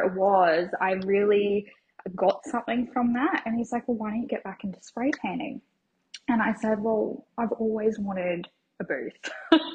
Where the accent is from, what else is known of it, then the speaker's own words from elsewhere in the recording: Logan, Queensland, Australia; I grew up on the south side of Brisbane, so in Logan area